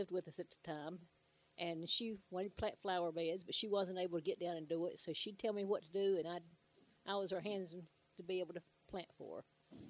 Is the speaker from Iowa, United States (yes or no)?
no; Hickory, North Carolina, United States; I grew up close to Hickory.